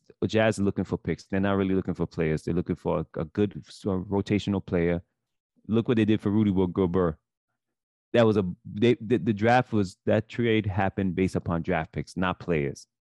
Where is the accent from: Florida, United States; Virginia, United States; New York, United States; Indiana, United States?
New York, United States; New York City; we grew up in Brooklyn.